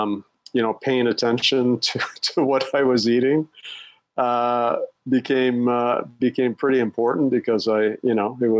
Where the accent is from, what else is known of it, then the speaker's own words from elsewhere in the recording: Canada; moved away as an adult; also born or lived in Europe / Asia; now in Singapore; I'm Canadian. But I've been an expat